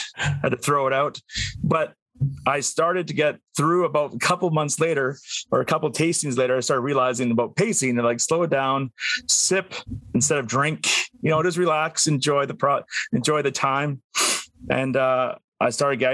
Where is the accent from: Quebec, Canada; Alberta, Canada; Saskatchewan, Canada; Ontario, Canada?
Alberta, Canada; Northern; I grew up in Northern Alberta in the cold